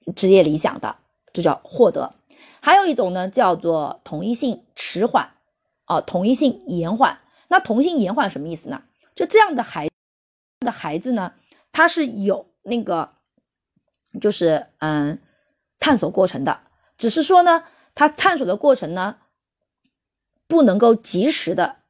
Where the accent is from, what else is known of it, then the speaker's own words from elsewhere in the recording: China; 我们中国人